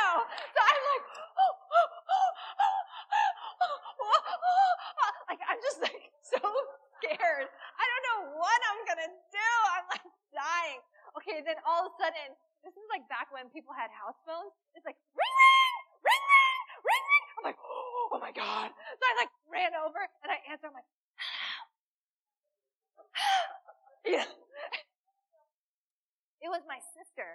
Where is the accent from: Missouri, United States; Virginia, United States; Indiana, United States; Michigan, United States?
Virginia, United States; I grew up in Virginia